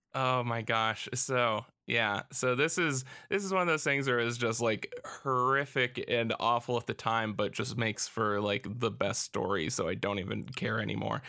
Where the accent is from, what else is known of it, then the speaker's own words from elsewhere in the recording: United States; as an American